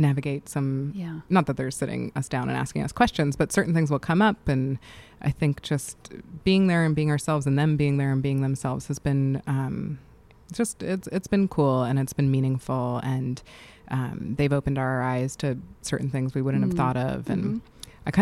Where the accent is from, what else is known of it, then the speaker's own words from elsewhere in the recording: New York City, New York, United States; moved away as an adult; I grew up in New York City.